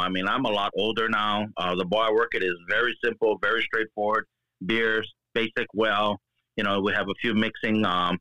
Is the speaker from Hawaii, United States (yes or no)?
yes; Hawaii, United States; I'm born and raised in Hawaii. Been here pretty much all my life